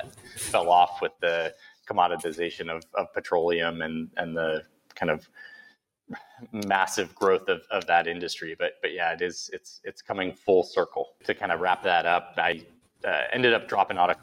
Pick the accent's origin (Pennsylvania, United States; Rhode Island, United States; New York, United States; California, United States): New York, United States; outside of Buffalo; I grew up outside of Buffalo, New York